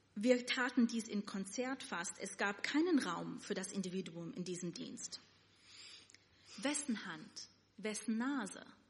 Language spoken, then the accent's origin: German; New York City, New York, United States; first language Yiddish; German is a second language; moved away as an adult; now in Germany; Ich bin in Williamsburg aufgewachsen